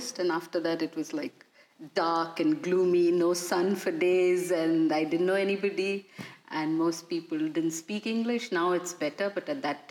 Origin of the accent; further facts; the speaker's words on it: India; moved away as an adult; now in Krakow, Poland; I'm from India